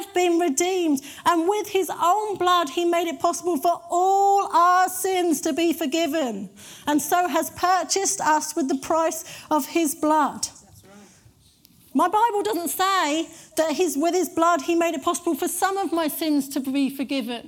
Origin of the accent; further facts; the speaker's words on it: United Kingdom; we're very British